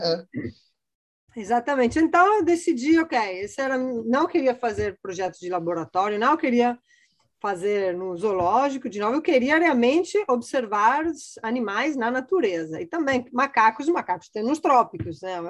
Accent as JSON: {"language": "Portuguese", "town": "Padua", "region": "Veneto", "country": "Italy", "tie": "born or raised there", "also_born_or_lived": "Copenhagen, Denmark", "second_language": "Portuguese", "moved": "as an adult", "lives_now": "Rio de Janeiro, Brazil", "said": "eu sou italiana, eu sou de, da cidade de Pádua, no norte da Itália bem pertinho de Veneza. Né? Então, eu nasci lá, minha família toda está lá ainda. Eu morei lá basicamente até 2003"}